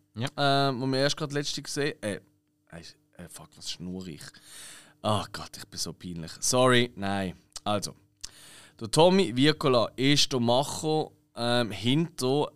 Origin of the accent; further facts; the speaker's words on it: Switzerland; als Schweizer